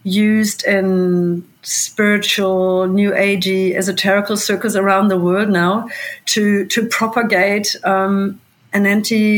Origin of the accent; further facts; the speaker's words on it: Germany; now in New Zealand; That's my home country